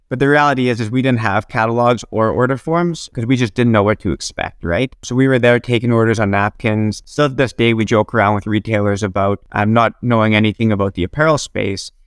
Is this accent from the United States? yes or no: no; Regina, Saskatchewan, Canada; moved away as an adult; also born or lived in Nanaimo; I grew up in Regina, Saskatchewan, and I, I lived there right through until my second year of college